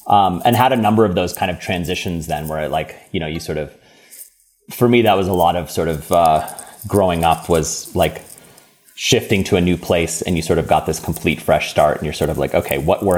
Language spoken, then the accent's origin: English; Baltimore, Maryland, United States; born there; So I was born in the States, on the East Coast. My mom's from Maryland, and so I was born in Baltimore